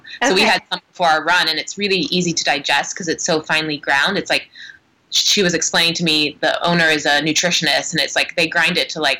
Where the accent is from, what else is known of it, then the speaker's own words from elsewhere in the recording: Oregon, United States; We are from Oregon. We are obsessed with local Oregon microbreweries that make good IPAs.